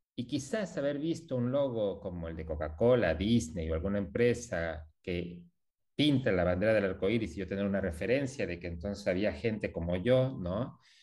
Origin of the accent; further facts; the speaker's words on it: Mexico; now in Buenos Aires, Argentina; soy mexicano, hace también muchos años viviendo acá en Argentina